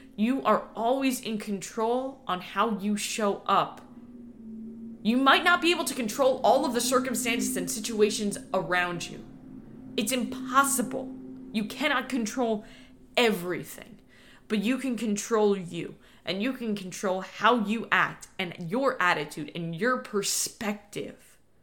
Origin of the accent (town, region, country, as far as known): New York, United States; born or raised there; now in Florida, United States